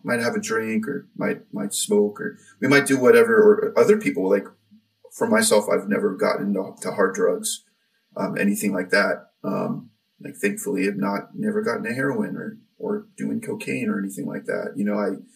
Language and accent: English; Southern Orange County, California, United States; I grew up in Southern Orange County here